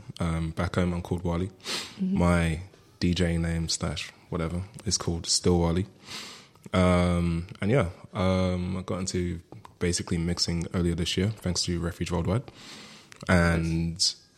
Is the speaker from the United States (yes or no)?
no; London, United Kingdom; moved away as an adult; also born or lived in Netherlands; now in Berlin, Germany; I'm from South London, little area called Lewisham. Deep south.